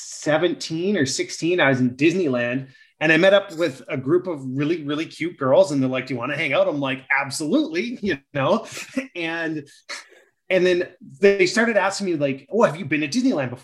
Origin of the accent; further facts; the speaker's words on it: Canada; we're from Canada